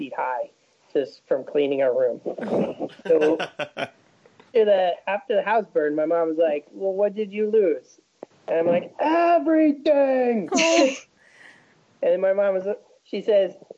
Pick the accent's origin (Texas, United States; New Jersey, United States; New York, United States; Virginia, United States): New Jersey, United States; now in Los Angeles, United States; Originally from New Jersey, but I'm in LA now